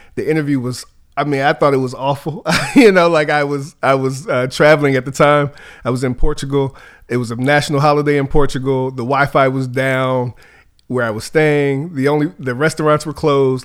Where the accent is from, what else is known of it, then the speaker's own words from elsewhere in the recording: Charlottesville, Virginia, United States; I'm from Charlottesville, Virginia.